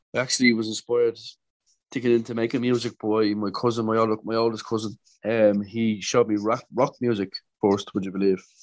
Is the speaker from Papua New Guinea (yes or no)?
no; Dublin, Leinster, Ireland; I'm from Dublin in Ireland.